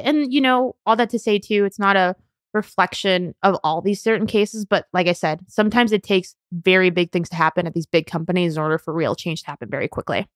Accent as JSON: {"language": "English", "region": "Southern California", "country": "United States", "tie": "born or raised there", "also_born_or_lived": "New York", "moved": "as an adult", "said": "born and raised in Southern California and went to college in New York"}